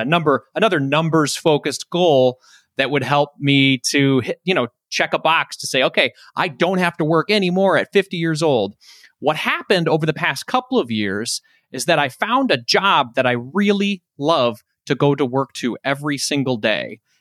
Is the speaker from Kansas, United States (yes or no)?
no; Detroit, Michigan, United States; I'm from Detroit